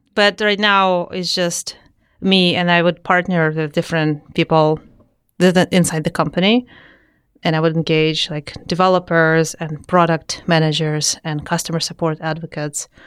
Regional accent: Saint Petersburg, Russia; moved away; I'm from Saint Petersburg, Russia. So I was born there, uh, in a family of engineers.

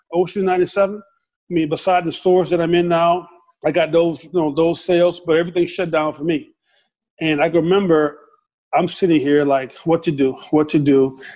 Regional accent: the South, United States; growing up in the South.

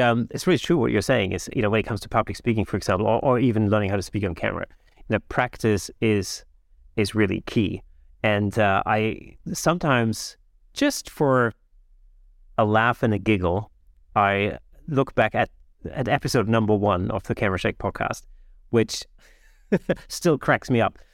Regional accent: Germany; English is a second language; moved away; I'm not, I'm not a native English speaker, you know, um, I grew up in Germany.

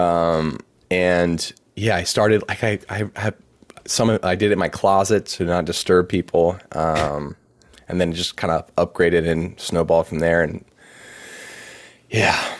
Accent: Anne Arundel County, Maryland, United States; moved away as an adult; also born or lived in Birmingham, Alabama / Lancaster, Pennsylvania; now in Baltimore, United States; was born and raised in Maryland, um, grew up in Anne Arundel County, which is right on the, uh, on the water.

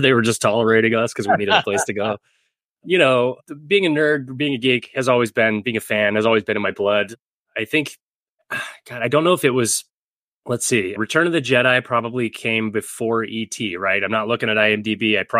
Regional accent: Northern California, United States; moved away as an adult; also born or lived in Oklahoma; I was born in Oklahoma, but I grew up in Northern California from the age 4 and lived there until my mid-20s, so I had a lot of Northern California influence from a lot of Bay Area comic book creators.

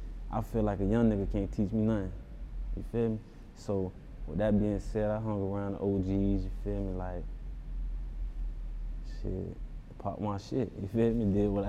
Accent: Broward County, Florida, United States; I'm from Broad County. You know what I'm saying? It's like down south, feel me? Florida.

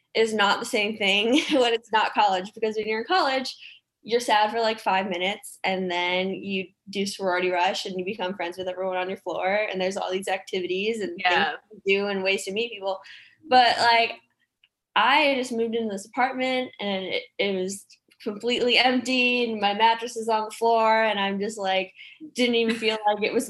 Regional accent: Chicago, Illinois, United States; moved away as an adult; also born or lived in Nebraska; now in Nashville, United States; I'm originally from the Chicagoland area

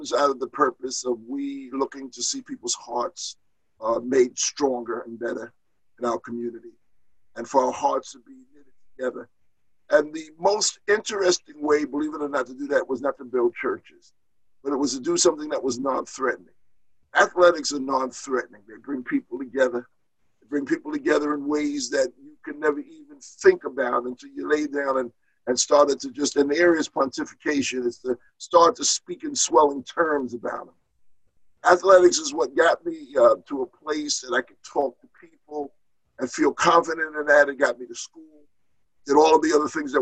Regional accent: New York City, New York, United States; moved away; I grew up in Brooklyn, which is probably the largest of all five

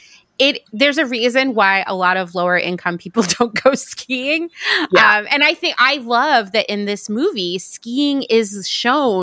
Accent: Pennsylvania, United States; where I grew up in Pennsylvania

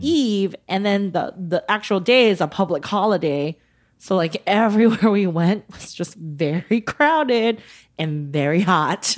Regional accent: United States; accent: American; combined with our American accents

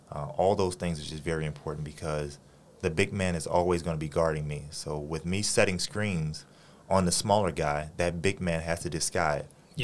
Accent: Los Angeles, California, United States; moved away as an adult; now in Taiwan; my hometown, Los Angeles, California

